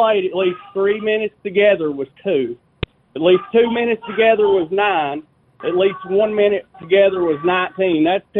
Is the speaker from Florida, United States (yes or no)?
no; Kentucky, United States; now in Illinois, United States; My grandma born and raised. We was all born and raised in Kentucky